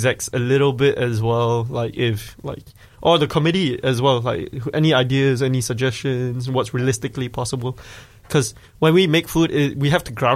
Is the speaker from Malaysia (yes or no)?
yes; Malaysia; now in Dunedin, New Zealand; As a Malaysian